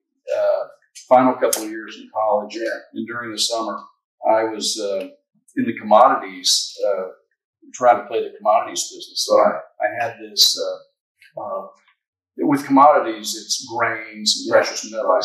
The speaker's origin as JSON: {"language": "English", "town": "Wellington", "region": "Kansas", "country": "United States", "tie": "born or raised there", "moved": "as an adult", "lives_now": "Lynchburg, United States", "said": "Born and raised in Wellington, Kansas"}